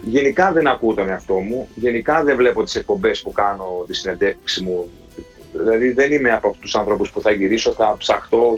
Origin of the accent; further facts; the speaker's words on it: Herso, Central Macedonia, Greece; also born or lived in Germany; Εγώ ήμουν 8 χρονών έγινε αυτό. Στο χωριό μου που εγκατασταθήκαμε